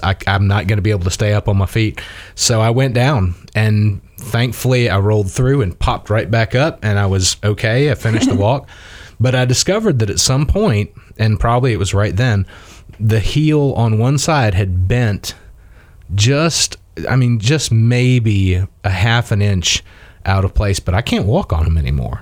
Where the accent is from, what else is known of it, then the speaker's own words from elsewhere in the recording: South Mississippi, United States; moved away as an adult; also born or lived in Muskogee, Oklahoma / Tallahassee, Florida / Pensacola, Florida / Tennessee; now in Dothan, United States; I grew up in South Mississippi